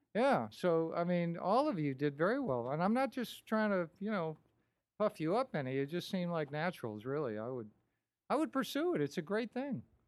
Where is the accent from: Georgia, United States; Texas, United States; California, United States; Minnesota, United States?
Minnesota, United States; now in Florida, United States; I'm, I'm from Minnesota